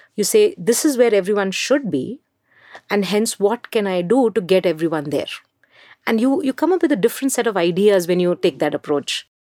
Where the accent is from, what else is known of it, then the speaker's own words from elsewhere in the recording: Mumbai, Maharashtra, India; I grew up in Mumbai.